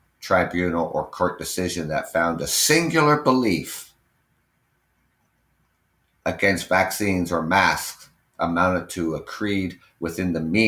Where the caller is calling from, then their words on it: Ontario, Canada; I'm live from Ontario, Canada.